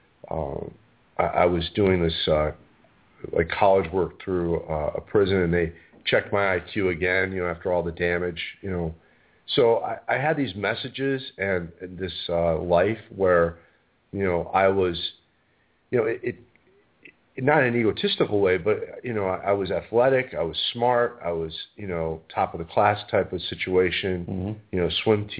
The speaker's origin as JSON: {"language": "English", "town": "Chicago", "region": "Illinois", "country": "United States", "tie": "born or raised there", "also_born_or_lived": "California", "said": "I was born on the South Side, and, you know, I have a family base there."}